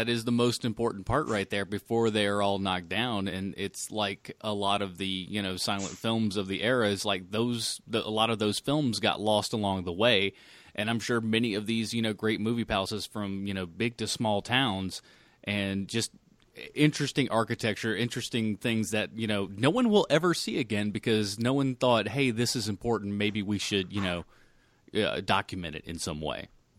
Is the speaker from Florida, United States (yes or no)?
no; Charlotte, North Carolina, United States; Yeah, I'm from Charlotte.